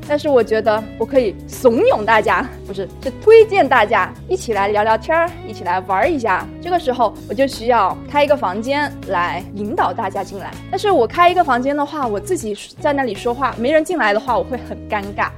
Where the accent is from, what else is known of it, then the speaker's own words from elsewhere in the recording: China; 我们中国人平时听顿的时候会说，“哎，嗯，这样的词。”